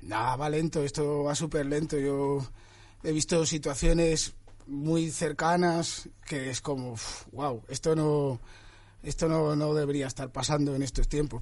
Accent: Madrid, Community of Madrid, Spain; yo soy de Vallecas

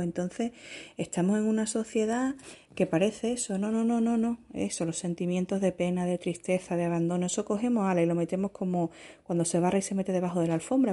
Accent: Spain; accent: southern; se me notará por mi acento que soy

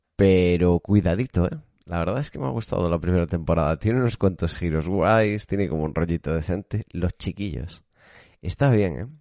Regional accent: Galicia, Spain; yo soy gallego

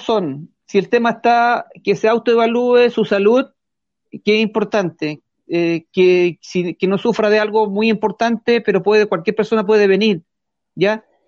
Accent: Curacaví, Santiago Metropolitan Region, Chile; yo me crié, yo soy nacido y criado en Curacaví

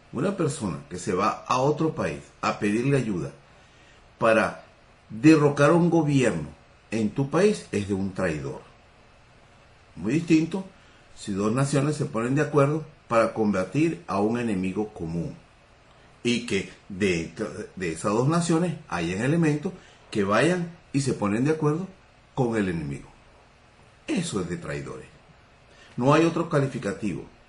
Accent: Venezuela

